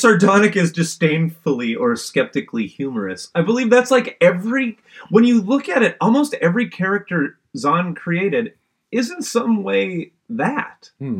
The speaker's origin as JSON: {"language": "English", "country": "Canada", "said": "Maybe it's because I'm Canadian, but anyone out there know which one I'm talking about?"}